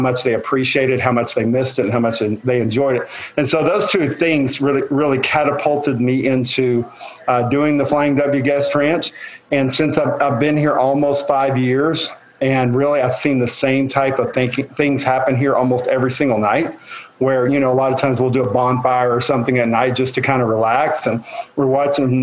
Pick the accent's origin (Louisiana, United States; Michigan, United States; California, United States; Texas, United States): Texas, United States; Western; moved away as an adult; now in Oklahoma, United States; I was born and raised in Western Texas, which is a lot like Western Oklahoma